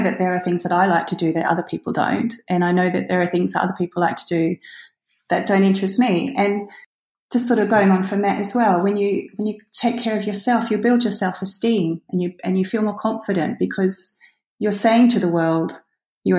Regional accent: Australia; now in United Kingdom; Although I'm not British, I'm actually Australian, but I live in the UK.

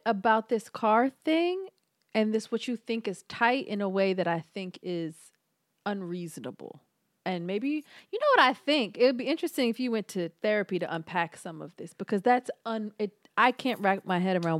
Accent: Philadelphia, Pennsylvania, United States; But again, I'm from Philly

